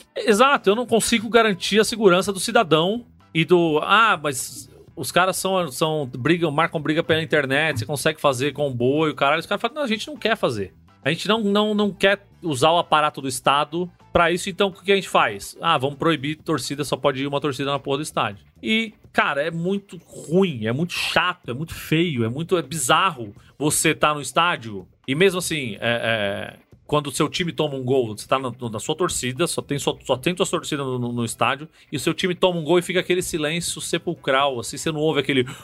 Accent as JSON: {"language": "Portuguese", "region": "São Paulo", "country": "Brazil", "said": "A gente, enquanto paulista"}